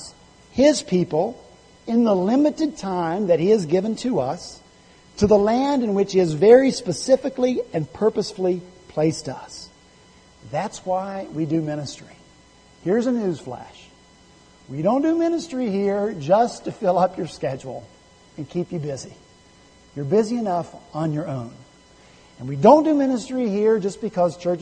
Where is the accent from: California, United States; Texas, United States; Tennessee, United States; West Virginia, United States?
West Virginia, United States; I'm from West Virginia